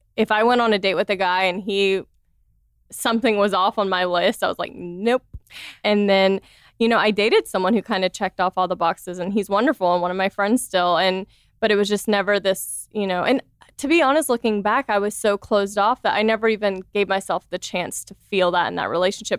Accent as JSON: {"language": "English", "region": "the South", "country": "United States", "tie": "born or raised there", "said": "I grew up in the South, so I grew up, you know, very conservative"}